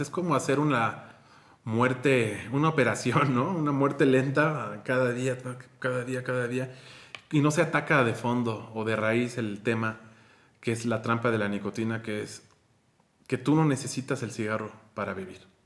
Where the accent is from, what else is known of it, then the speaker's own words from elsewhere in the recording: Mexico; soy de México